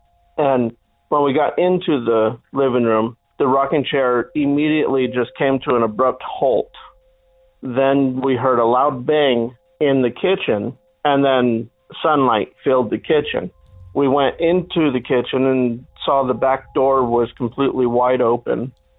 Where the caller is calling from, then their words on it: Phoenix, Arizona, United States; I'm calling from the Valley of the Sun, Phoenix, Arizona.